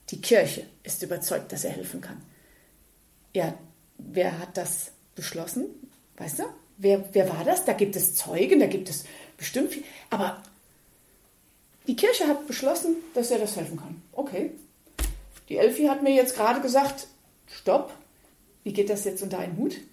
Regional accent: Montabaur, Rhineland-Palatinate, Germany; ich komme aus Montabaur, das ist Nachbarschaft äh, von Ruppach-Goldhausen.

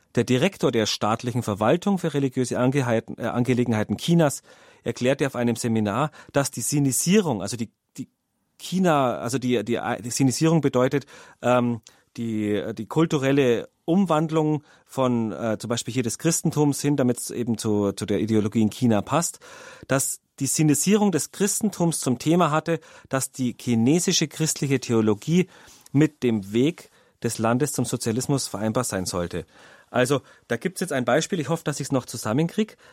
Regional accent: Germany; bei uns in Deutschland

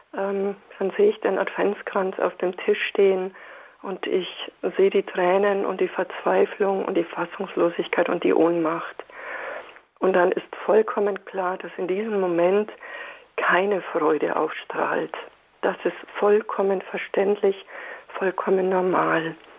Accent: Bavaria, Germany; bei uns in Bayern sagt man

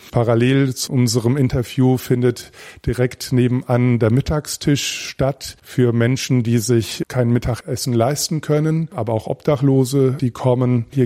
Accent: Kleinkrotzenburg, Hesse, Germany; ich bin zwar im Bistum Mainz äh, aufgewachsen, aber Kleinkrotzenburg, wo ich groß geworden bin oder viele Jahre gelebt habe, Kindheit und Jugend, das liegt an der hessisch-bayerischen Grenze.

